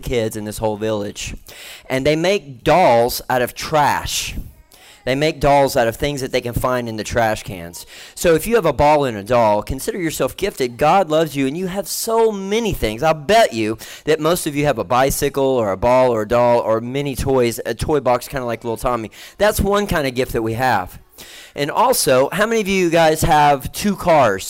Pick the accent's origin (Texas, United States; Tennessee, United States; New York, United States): Tennessee, United States; I'm from Tennessee